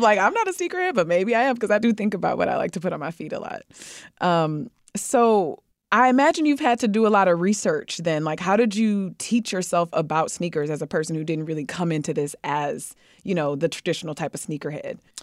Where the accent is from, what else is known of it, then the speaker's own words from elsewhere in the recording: Detroit, Michigan, United States; I'm from Detroit